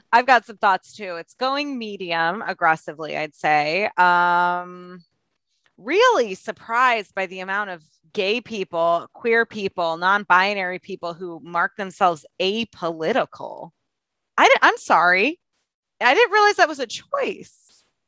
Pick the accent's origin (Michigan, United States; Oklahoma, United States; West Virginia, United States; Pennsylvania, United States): Michigan, United States; now in Los Angeles, United States; I am from Michigan and we take crossing picket lines pretty seriously